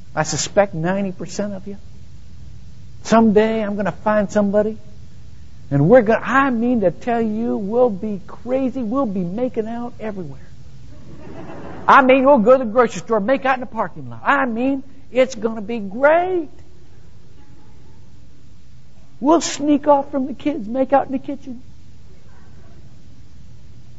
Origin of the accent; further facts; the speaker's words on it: Shelby, Ohio, United States; moved away; I grew up in Shelby, Ohio, where nothing ever happened